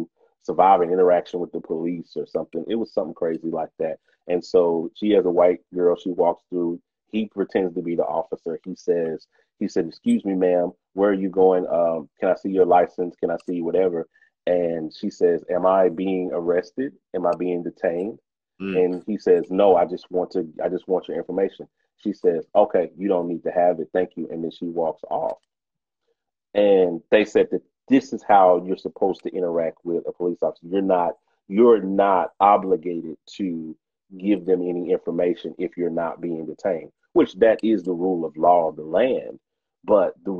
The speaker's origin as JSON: {"language": "English", "country": "United States", "tie": "born or raised there", "said": "as a Black man growing up in America"}